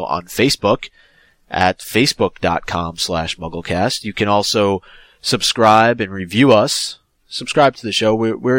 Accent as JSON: {"language": "English", "country": "South Africa", "second_language": "English", "lives_now": "Paris, France", "said": "I come from South Africa, but I have been living in Paris for the last 6 months by myself."}